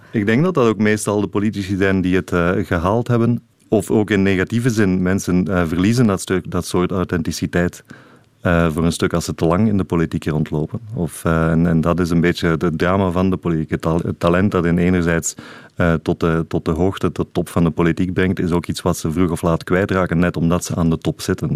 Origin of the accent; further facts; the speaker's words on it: Sint-Gilles-Waas, Flanders, Belgium; moved away; also born or lived in Mechelen; Ik ben van Sint-Gilles-Waas, in het Waasland